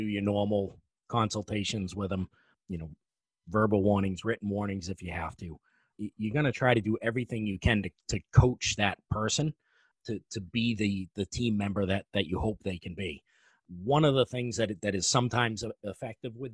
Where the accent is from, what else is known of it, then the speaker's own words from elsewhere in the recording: New England, United States; I'm from New England.